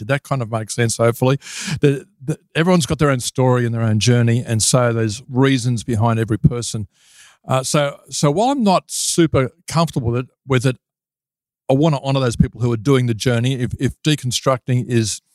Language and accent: English; Sydney, New South Wales, Australia; moved away as an adult; now in Lake Macquarie, Australia; I was originally from the Sutherland Shire in Sydney, and I spent the first few decades there